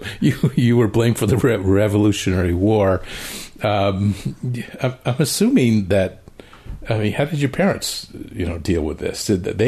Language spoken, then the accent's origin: English; Connecticut, United States; I grew up in Connecticut